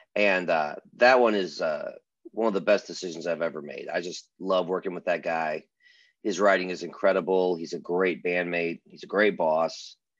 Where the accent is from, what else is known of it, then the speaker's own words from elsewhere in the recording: Michigan, United States; now in Nashville, United States; I'm a Michigan born musician, bass player, producer, uh, and I work out of Nashville